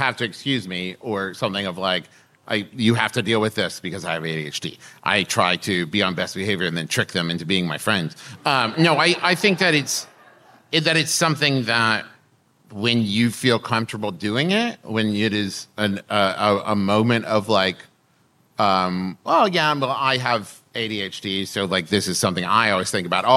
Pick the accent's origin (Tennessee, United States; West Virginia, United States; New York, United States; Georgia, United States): West Virginia, United States; moved away as an adult; also born or lived in Oklahoma; I told someone I was from West Virginia